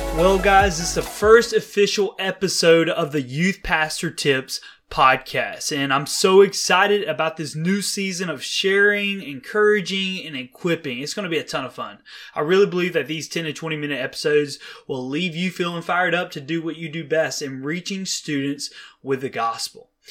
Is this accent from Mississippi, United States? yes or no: yes; Mississippi, United States; moved away as an adult; now in Dallas, United States; I was born and raised in Mississippi